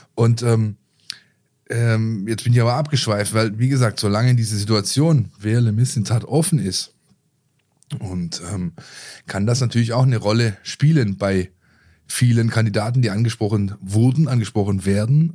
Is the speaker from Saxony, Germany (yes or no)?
no; the area of Löchgau, Baden-Württemberg, Germany; Ich komme aus der Ecke